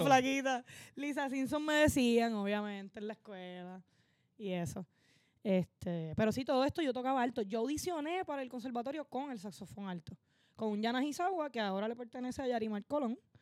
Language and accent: Spanish; Barceloneta, Puerto Rico; also born or lived in Manatí, Puerto Rico / Florida, Puerto Rico; soy de esos dos pueblos, me crié entre esos dos pueblos